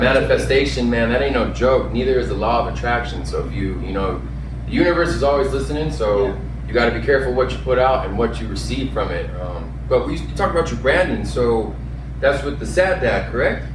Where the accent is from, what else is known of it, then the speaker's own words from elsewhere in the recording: Clovis, New Mexico, United States; now in Las Cruces, United States; I grew up in Clovis